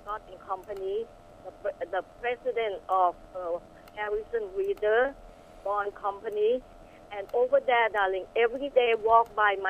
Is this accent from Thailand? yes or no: yes; Thailand; now in Glendale, California, United States; Was born in Thailand, blossomed in the USA